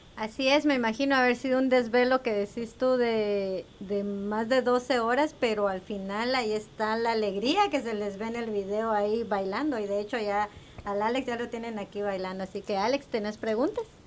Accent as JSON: {"language": "Spanish", "region": "Quetzaltenango", "country": "Guatemala", "tie": "born or raised there", "moved": "yes", "said": "yo crecí en Guatemala"}